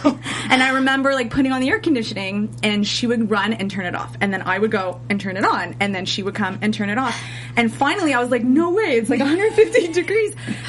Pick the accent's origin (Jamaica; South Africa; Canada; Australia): Canada; Toronto, Ontario; moved away as an adult; now in Los Angeles, United States; I'm from Toronto, Canada.